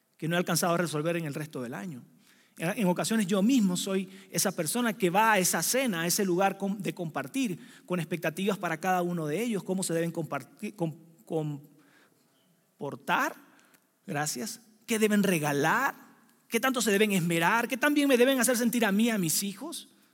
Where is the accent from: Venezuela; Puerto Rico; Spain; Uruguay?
Venezuela; now in Mexico City, Mexico; soy venezolano